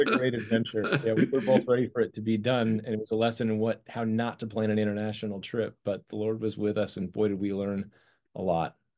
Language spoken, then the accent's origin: English; Colorado, United States; grew up in the snow and, uh, lived my, my whole life there